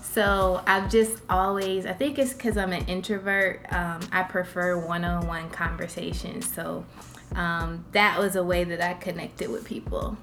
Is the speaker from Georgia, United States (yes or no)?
no; Jacksonville, Florida, United States; I was born in Jacksonville here. Oh. So this is my hometown